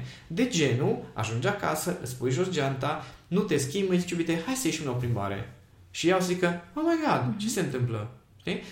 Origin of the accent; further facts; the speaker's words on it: Miercurea Ciuc, Harghita County, Romania; am crescut în Miercurea Ciuc